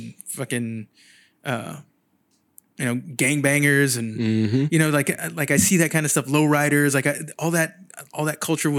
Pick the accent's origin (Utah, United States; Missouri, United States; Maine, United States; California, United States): California, United States; San Jose; moved away as an adult; now in Sacramento, United States; Yeah, I'm from San Jose originally.